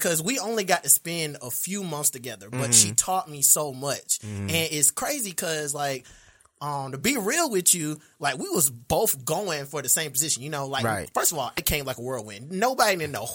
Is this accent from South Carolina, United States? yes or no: yes; Hartsville, South Carolina, United States; moved away as an adult; now in Charlotte, United States; am from Hartsville, South Carolina, relocated to Charlotte about 10 years ago